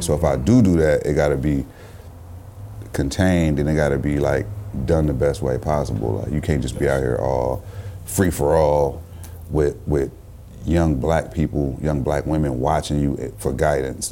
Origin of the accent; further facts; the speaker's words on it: Richmond, California, United States; also born or lived in Oakland, California; I'm from the town, I'm from Richmond, I'm from these places. Like I lived in these places my whole life.